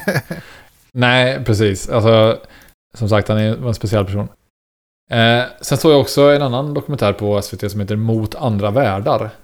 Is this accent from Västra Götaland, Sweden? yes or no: yes; Istrum, Skaraborg, Västra Götaland, Sweden; som jag har vuxit upp i Iström och gått i skola i Axvall och Varnhem, uh nej förlåt, Axvall och Skara